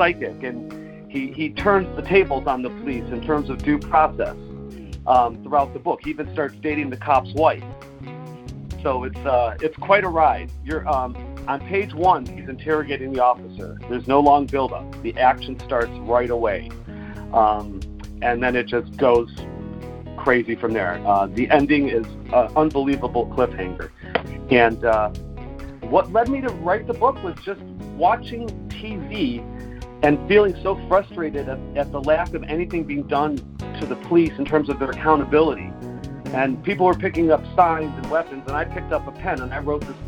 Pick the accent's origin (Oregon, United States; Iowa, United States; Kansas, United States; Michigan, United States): Michigan, United States; Detroit; now in Los Angeles, United States; I grew up in Detroit